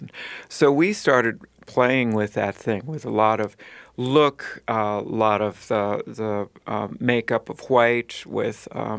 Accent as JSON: {"language": "English", "town": "Duluth", "region": "Minnesota", "country": "United States", "tie": "born or raised there", "said": "So I grew up in Duluth."}